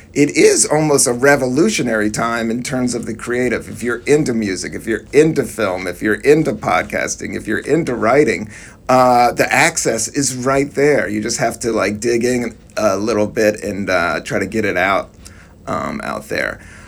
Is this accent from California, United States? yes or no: yes; California, United States; now in New York City, United States; i come from California